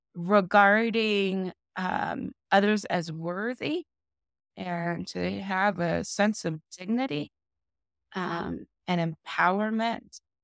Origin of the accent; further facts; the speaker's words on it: Southern California, United States; moved away as an adult; now in Las Vegas, United States; I'm originally from California, from Sou-, Southern California